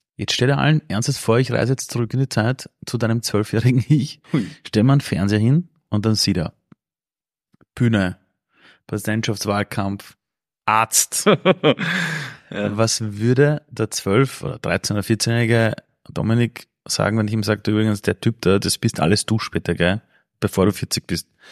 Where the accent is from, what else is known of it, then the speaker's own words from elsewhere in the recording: Vienna, Austria; ich bin aufgewachsen damals in Simmering, draußen in Kaiser Ebersdorf